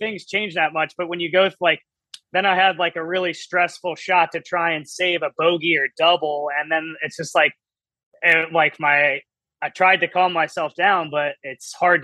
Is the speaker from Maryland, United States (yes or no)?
yes; Maryland, United States; born or raised there